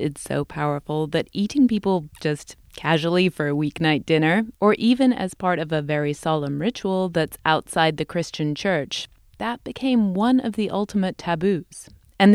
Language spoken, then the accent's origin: English; England, United Kingdom; although growing up in England, we didn't go trick-or-treating or dress up or anything.